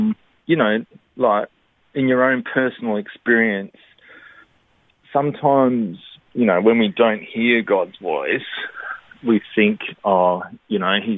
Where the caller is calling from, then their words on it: Australind, Western Australia, Australia; Australind in WA.